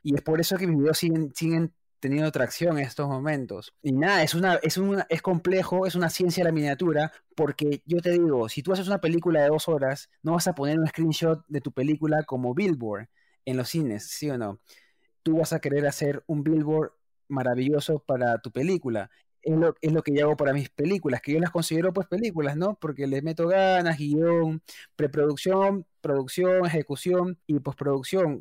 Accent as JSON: {"language": "Spanish", "region": "Lima", "country": "Peru", "also_born_or_lived": "Argentina", "moved": "as an adult", "lives_now": "New York, United States", "said": "Yo soy de Lima, Perú, de Breña, centro de Lima."}